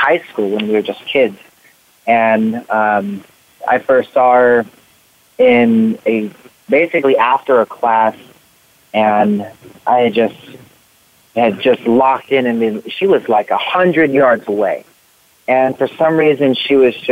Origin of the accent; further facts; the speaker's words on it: Riverside, California, United States; I was born in Riverside, California. So I was born and raised, and I mean, I've literally, like, lived only in California